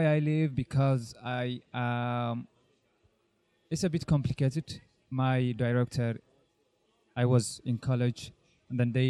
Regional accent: Eritrea; moved away as an adult; now in Israel; I'm from Eritrea. I've been in Israel since 2000, in the middle of 2010, almost 9 years.

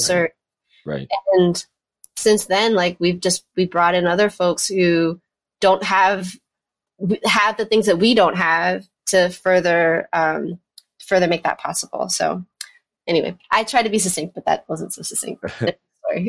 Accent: New York, United States; moved away as an adult; now in Chapel Hill, United States; I'm originally from New York, born and raised New Yorker

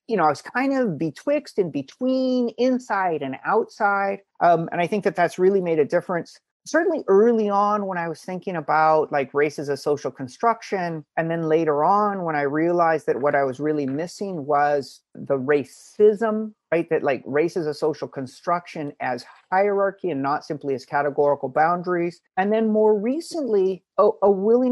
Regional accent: Hawaii, United States; moved away; also born or lived in Princeton; growing up in Hawaii, you know, sort of multiracial

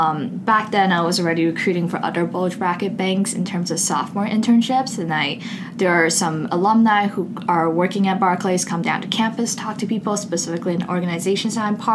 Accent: Beijing, China; also born or lived in Seattle, United States; now in United States; I'm originally from Seattle, spent 10 years growing up in Beijing before coming to Duke.

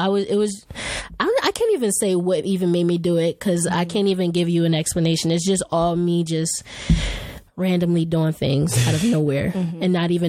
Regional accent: Philadelphia, Pennsylvania, United States; moved away; I'm from Philadelphia.

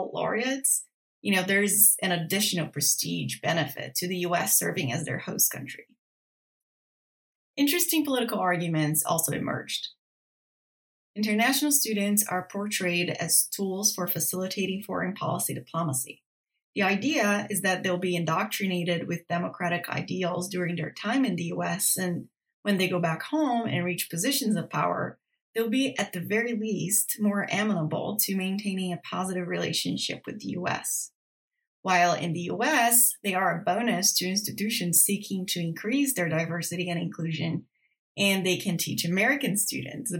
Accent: Brazil; moved away as an adult; now in United States; I was born and raised in Brazil

